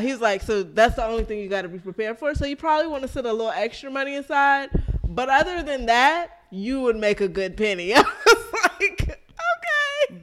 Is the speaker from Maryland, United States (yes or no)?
yes; Maryland, United States; I'm from Maryland